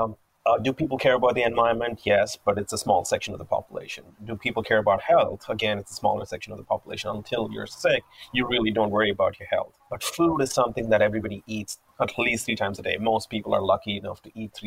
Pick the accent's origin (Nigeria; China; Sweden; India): India; Hyderabad, Telangana; moved away as an adult; also born or lived in United States; now in Vancouver, Canada; I grew up in Hyderabad in an Orthodox vegetarian